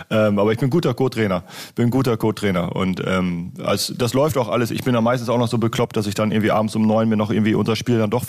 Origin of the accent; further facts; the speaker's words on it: Lower Saxony, Germany; für mich als Ostfriese ist es schon äh, stadtähnlich auf jeden Fall.